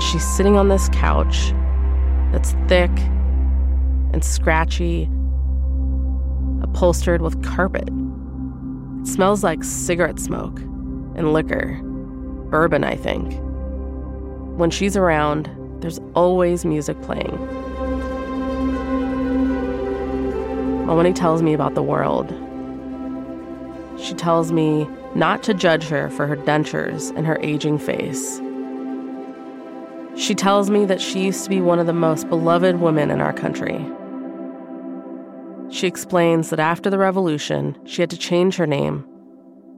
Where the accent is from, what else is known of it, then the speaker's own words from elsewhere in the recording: United States; I'm Iranian, but I'm also American.